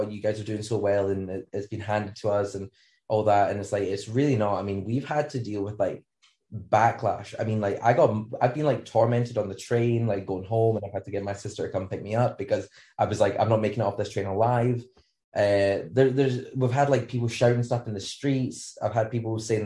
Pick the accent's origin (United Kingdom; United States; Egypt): United Kingdom; Scotland; we have beaches, but they're freezing cold